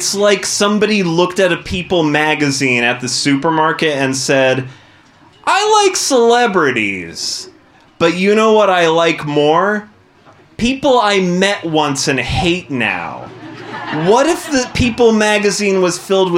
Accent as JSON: {"language": "English", "region": "Arizona", "country": "United States", "tie": "born or raised there", "said": "I grew up in the suburbs of Arizona, which is an incredibly white place"}